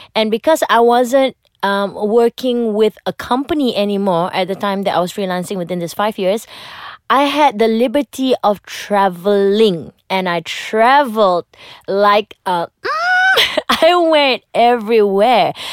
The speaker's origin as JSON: {"language": "English", "country": "Malaysia", "said": "as a Malaysian, you get to watch a lot of American shows"}